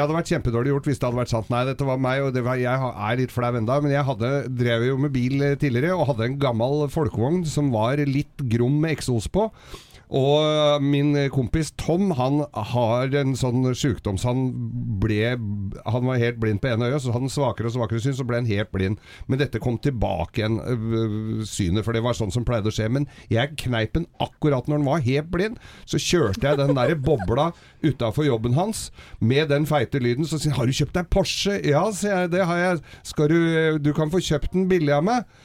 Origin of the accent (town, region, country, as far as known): Oslo, Norway